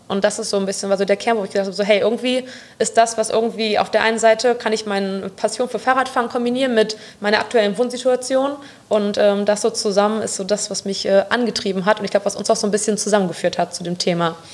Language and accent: German; Bonn, North Rhine-Westphalia, Germany; ich bin gebürtige Bonnerin, bin 26 Jahre